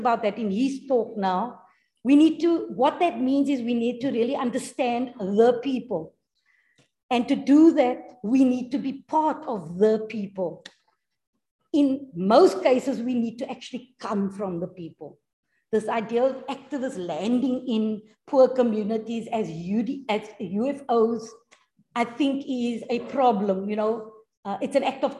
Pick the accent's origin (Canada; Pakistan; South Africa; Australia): South Africa; Cape Town, Western Cape; I come from Retreat